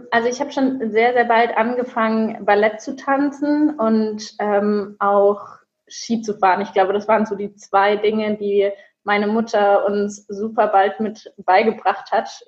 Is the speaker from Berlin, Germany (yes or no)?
no; Würzburg, Bavaria, Germany; now in Cologne, Germany; Ich komme aus Würzburg, das heißt, ich bin hier noch ein bisschen neu in Köln